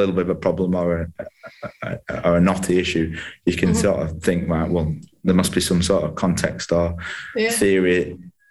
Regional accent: Halifax, Yorkshire and the Humber, United Kingdom; I'm from Halifax, Caldale.

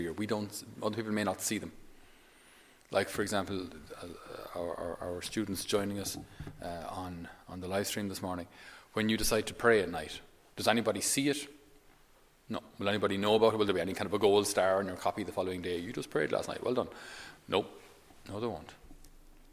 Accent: Ireland; us as Irish people

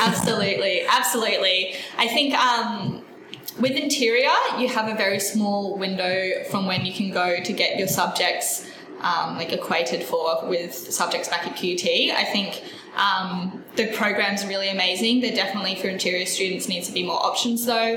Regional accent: Mackay, Queensland, Australia; moved away as an adult; now in Brisbane, Australia; I grew up in Mackay, Queensland.

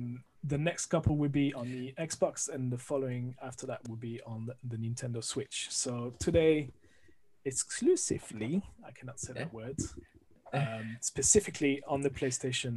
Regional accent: France; accent: French; English is a second language; moved away as an adult; now in London, United Kingdom; I'm originally from France, as you can hear from the accent

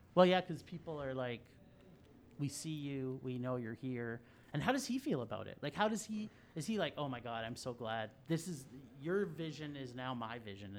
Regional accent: Ontario, Canada; I grew up in Ontario as well.

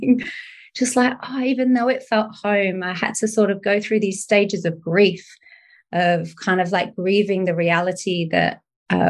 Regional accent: United Kingdom; I'm from the UK

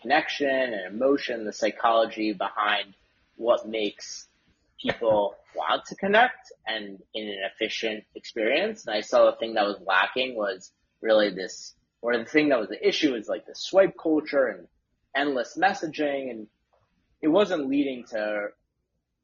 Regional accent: Westchester, New York, United States; also born or lived in Syracuse, New York; I grew up in Westchester, New York

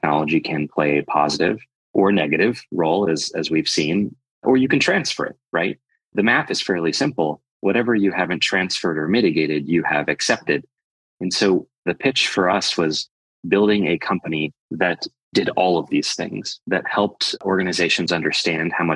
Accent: Midwestern United States, United States; moved away; also born or lived in London; I grew up in Midwestern United States

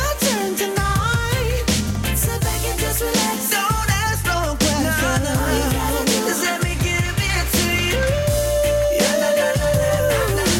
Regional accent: Hawaii, United States; because I'm Hawaiian

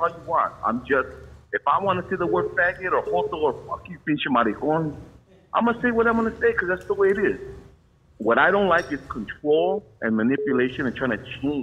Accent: Baldwin Park, California, United States; I grew up in Baldwin Park, East

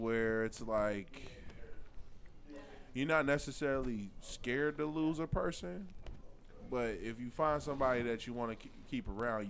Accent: Cincinnati, Ohio, United States; I'm from Cincinnati, Ohio. I'm black and I'm from Cincinnati. And I'm single.

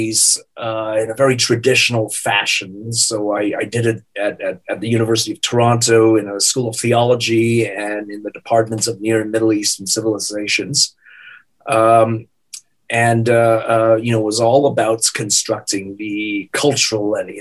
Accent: Singapore; moved away as an adult; also born or lived in Canada / Indiana; I was born and raised in Singapore. I lived there until I was 21 years of age.

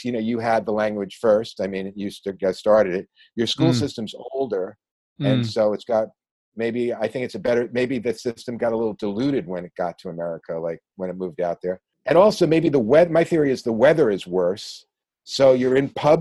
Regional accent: New York, United States; also born or lived in Miami, Florida / Newport Beach, California; now in England, United Kingdom; I'm originally from New York

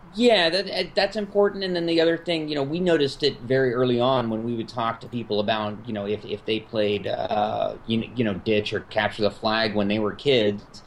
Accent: California, United States; now in Chicago, United States; I grew up in California

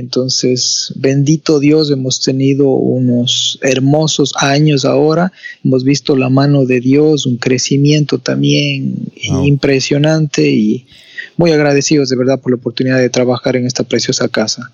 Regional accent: Ecuador; Soy de Ecuador, más no me encuentro ahora en mi país, estoy fuera del país, estoy en Boston ahora

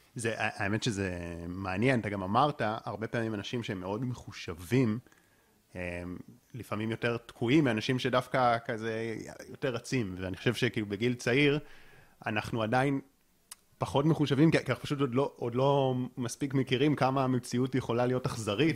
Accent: Israel; אני גם באופן אישי גדלתי בקיבוץ

